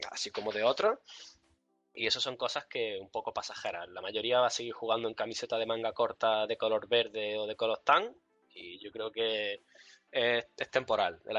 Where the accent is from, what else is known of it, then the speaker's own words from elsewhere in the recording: Andalusia, Spain; accent: Andalusian; also born or lived in Nizhny Novgorod, Russia / Marbella; yo soy ruso, nací en Nizhny Novgorod, eh, emigré a España con cuatro años, hablo perfecto andaluz